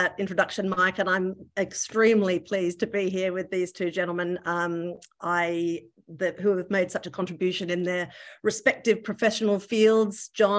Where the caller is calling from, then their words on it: New South Wales, Australia; I'm phoning in from Gadigal land too, and I wanted to acknowledge the traditional owners of this beautiful place